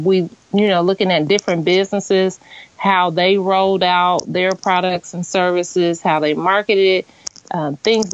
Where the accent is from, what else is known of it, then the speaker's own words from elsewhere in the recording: Danville, Illinois, United States; also born or lived in Indianapolis, Indiana; It's an event venue that I opened up in my hometown. The reason that I opened it up in Danville